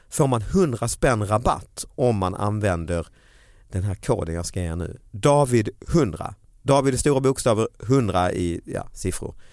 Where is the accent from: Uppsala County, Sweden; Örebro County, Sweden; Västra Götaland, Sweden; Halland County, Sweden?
Halland County, Sweden; Falkenberg; also born or lived in Halmstad; jag är ursprungligen från Falkenberg men jag mm, Halmstad.